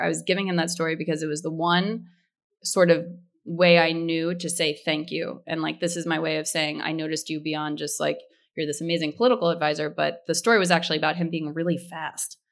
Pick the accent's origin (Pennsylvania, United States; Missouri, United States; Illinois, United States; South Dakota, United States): Pennsylvania, United States; outside of Philadelphia; I grew up outside of Philadelphia